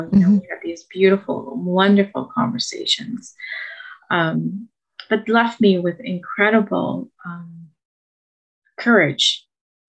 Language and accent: English; Mauritius, Ontario, Canada; first language French; English is a second language; I grew up in Mauritius, a little island off the coast of Madagascar, you know, in the middle of the Indian Ocean. I came to Canada at the age of 6, December of 1978